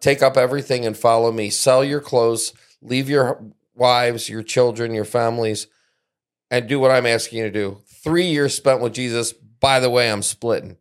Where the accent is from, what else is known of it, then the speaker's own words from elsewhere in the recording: East Coast, United States; now in South Central Michigan, United States; I grew up on the East Coast